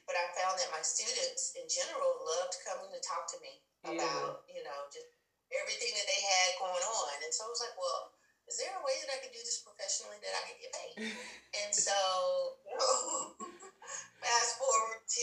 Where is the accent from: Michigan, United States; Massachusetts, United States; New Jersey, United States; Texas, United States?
Texas, United States; Huntsville; I'm from a small town called Huntsville, Texas, which is an hour north of Houston